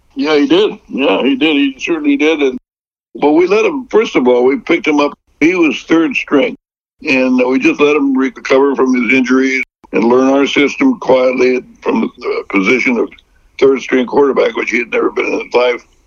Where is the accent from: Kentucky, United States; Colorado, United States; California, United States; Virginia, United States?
California, United States; Fresno; I turned down a job in my hometown area of Fresno